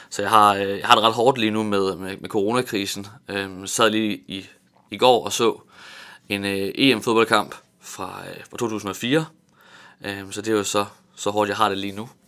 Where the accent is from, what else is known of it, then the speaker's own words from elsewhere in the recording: Tanzania; Jeg voksede op i Tanzania i Østafrika